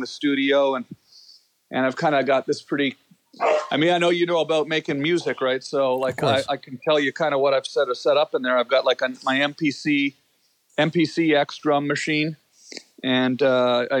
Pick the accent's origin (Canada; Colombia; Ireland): Canada; Ottawa, Ontario; moved away as an adult; now in United States; I grew up in Ottawa, which is the capital of Canada